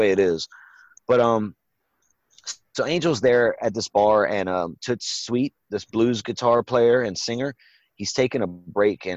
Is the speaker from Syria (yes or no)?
no; Evangeline Parish, Louisiana, United States; I was born in Evangeline Parish